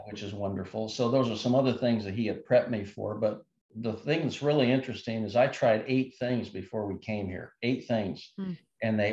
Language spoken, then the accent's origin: English; Mishawaka, Indiana, United States; born or raised there